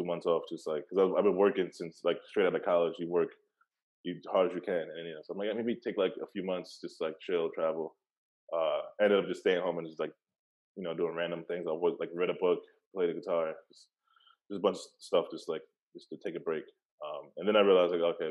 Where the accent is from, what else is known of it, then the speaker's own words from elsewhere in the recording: New York City, New York, United States; I'm from Brooklyn, like originally